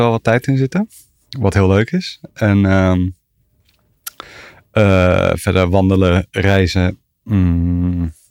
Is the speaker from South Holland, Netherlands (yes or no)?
yes; The Hague, South Holland, Netherlands; born there; Eh, in Den Haag.